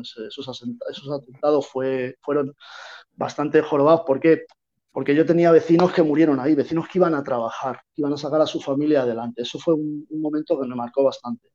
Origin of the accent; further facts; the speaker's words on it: Madrid, Community of Madrid, Spain; now in Málaga, Spain; yo soy de Madrid.